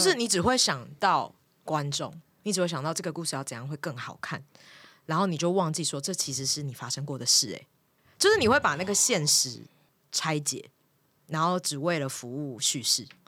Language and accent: Chinese; Miaoli County, Taiwan; moved away; also born or lived in Taipei; 然后我很早就离开家到台北念书了，我是苗栗人